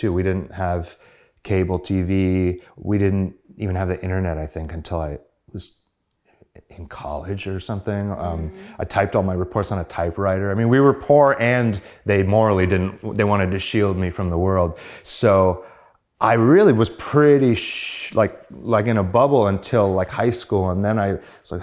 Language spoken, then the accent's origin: English; San Diego, California, United States; I grew up in San Diego, and my father was a preacher, minister, whatever you want to call it